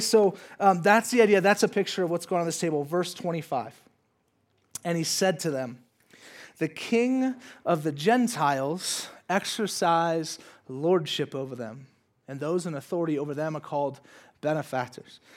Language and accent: English; San Diego, California, United States; I'm from San Diego. That's where I went to college.